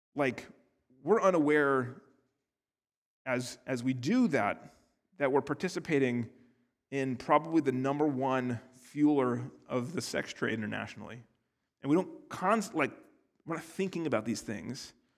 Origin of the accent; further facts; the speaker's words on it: United States; I'm from America where, like, two hundred years is a long time